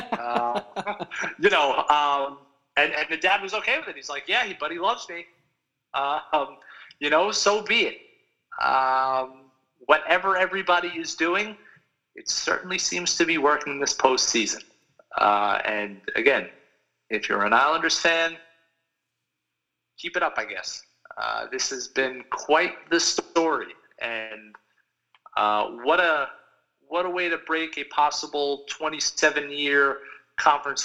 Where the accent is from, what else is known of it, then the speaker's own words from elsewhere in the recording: North Massapequa, New York, United States; I grew up in North Massapequa and I'm lucky enough to still live here.